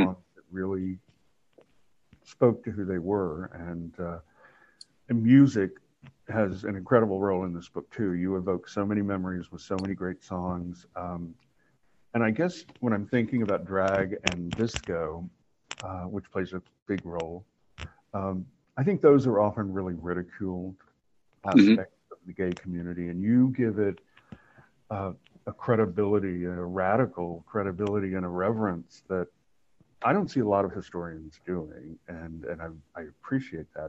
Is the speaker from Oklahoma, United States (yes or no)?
yes; Oklahoma, United States; moved away; also born or lived in New York; I grew up in Oklahoma